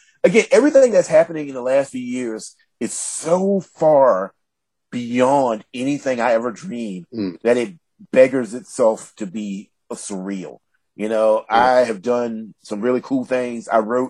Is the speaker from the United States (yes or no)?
yes; Southern United States, United States; So I looked up my hometown and an online almanac. A town of 8,000 people has 27 churches. And I thought that was such an interesting commentary about Southern life, about how we all want to get right with God